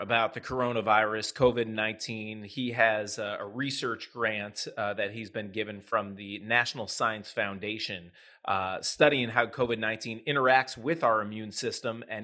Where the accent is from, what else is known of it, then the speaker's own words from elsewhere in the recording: Ohio, United States; I'm from Ohio and I love it